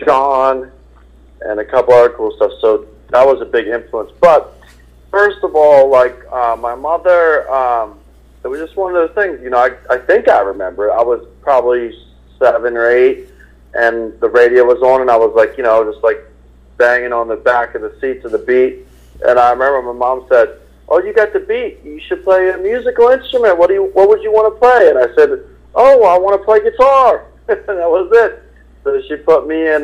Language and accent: English; Philadelphia, Pennsylvania, United States; moved away as an adult; also born or lived in Boston; I was born and raised in Philadelphia